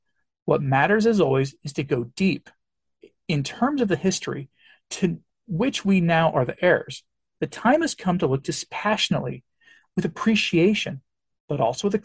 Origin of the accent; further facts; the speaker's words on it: England, United Kingdom; I always think that for me as an Englishman, as a great example to me is our history, our Reformation history.